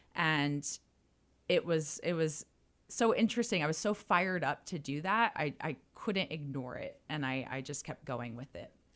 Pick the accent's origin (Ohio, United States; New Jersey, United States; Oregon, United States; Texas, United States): New Jersey, United States; moved away as an adult; also born or lived in Miami; I was originally from New Jersey, moved to Miami